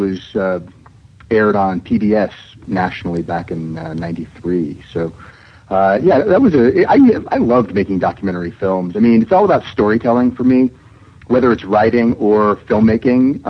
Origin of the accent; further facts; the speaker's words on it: Seattle, Washington, United States; moved away; also born or lived in New York; my family moved from New York to Seattle, which is my hometown.